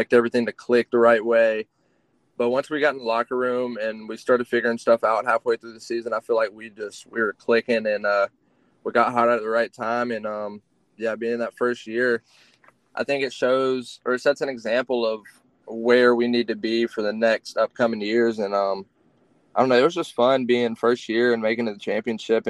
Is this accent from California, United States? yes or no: no; Columbus, Georgia, United States; I am playing for my hometown team